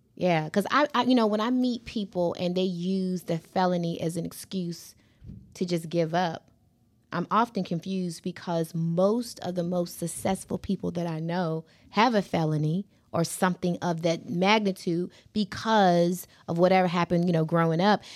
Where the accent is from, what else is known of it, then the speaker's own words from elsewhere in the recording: Hampton, Virginia, United States; I remember being a little girl growing up on Shell Road. I'm from Hampton, Virginia